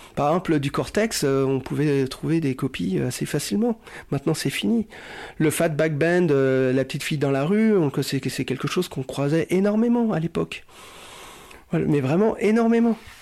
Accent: Cholet, Pays de la Loire, France; moved away; also born or lived in Annecy / Grenoble; je suis né à Cholet, où j'ai commencé à écouter mes premières radios

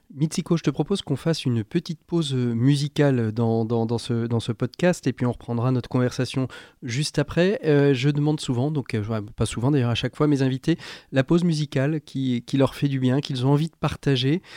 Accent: France; comme chez nous en France

